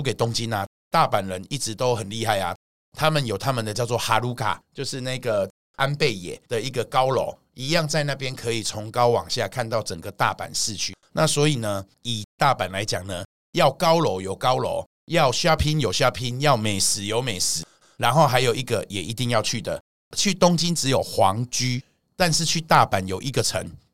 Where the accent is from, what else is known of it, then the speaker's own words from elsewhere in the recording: Taiwan; 而我们台湾人到某个地方，好像要去看看他那边的夜生活